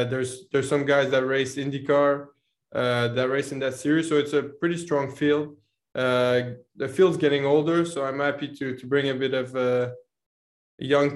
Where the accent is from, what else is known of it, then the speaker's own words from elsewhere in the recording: Canada; also born or lived in Montreal; being Canadian and living in Montreal